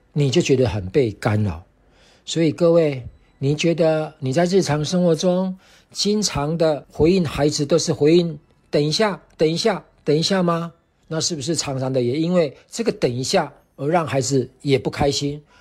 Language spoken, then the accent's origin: Chinese; Taiwan; 我是来自台湾的